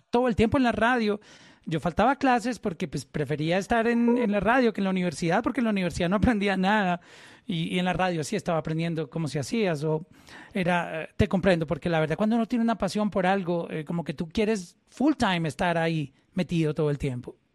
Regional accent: Colombia; como colombiano

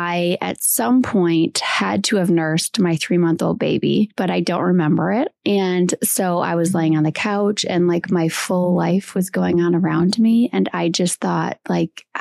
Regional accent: Wisconsin, United States; I'm from Wisconsin

